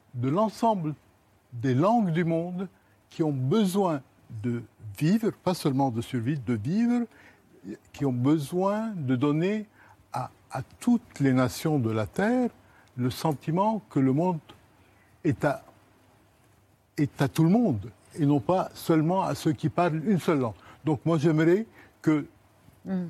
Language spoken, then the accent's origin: French; Lebanon; now in France; l'invité levantin que je suis